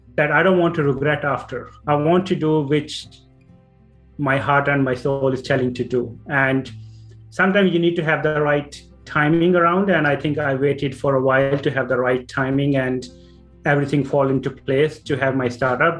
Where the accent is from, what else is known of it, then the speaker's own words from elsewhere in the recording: Punjab, India; moved away as an adult; now in Ireland; so I'm originally from India, north part, Punjab, and uh, I born and brought up there